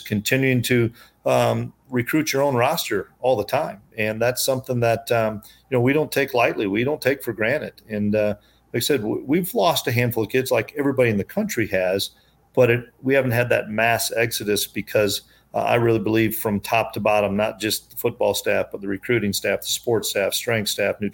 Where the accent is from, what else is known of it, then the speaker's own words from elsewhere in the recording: Iowa, United States; moved away as an adult; now in Manhattan, Kansas, United States; I'm an Iowa guy. I grew up in Iowa.